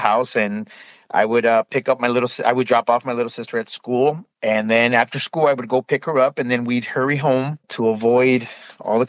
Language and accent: English; Chicago, Illinois, United States; I am originally from Chicago, born and raised